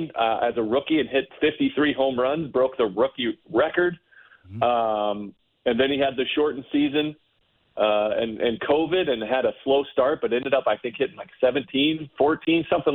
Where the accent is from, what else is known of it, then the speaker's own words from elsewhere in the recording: Ohio, United States; also born or lived in Tennessee; I was raised in Ohio